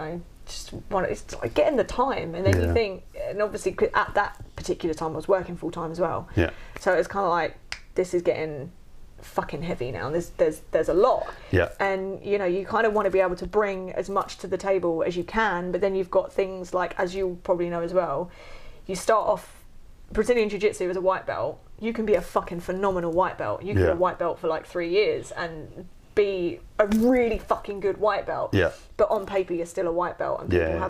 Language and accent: English; United Kingdom; also born or lived in New Zealand; We're so British